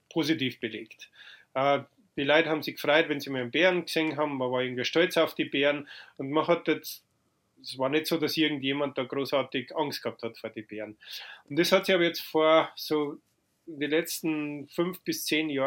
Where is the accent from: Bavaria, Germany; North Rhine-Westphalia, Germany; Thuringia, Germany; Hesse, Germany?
Bavaria, Germany; Freyung; also born or lived in Lower Franconia; Und deswegen bin ich in Unterfranken geboren, habe dann in Oberbayern meine Kindheit verbracht und dann, wie ich neun Jahre alt war, sind wir eben nach Freyung gezogen im Bayerischen Wald.